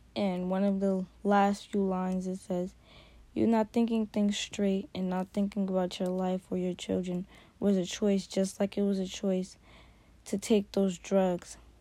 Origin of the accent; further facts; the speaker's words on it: New York, United States; I grew up in New York.